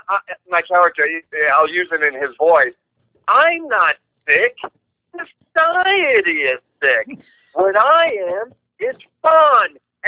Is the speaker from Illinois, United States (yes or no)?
no; New York, United States; I am a New York smartass.